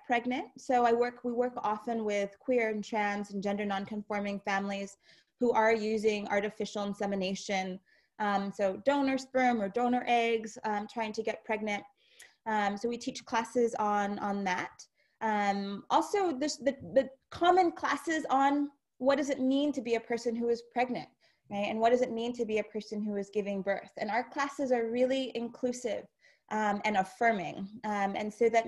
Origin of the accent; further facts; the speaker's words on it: New York City, New York, United States; moved away as an adult; now in upstate New York, United States; I grew up in New York City